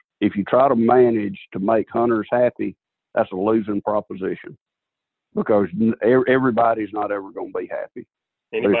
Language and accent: English; Southwest Alabama, United States; I'm a redneck from Southwest Alabama who's been hunting since I was big enough to walk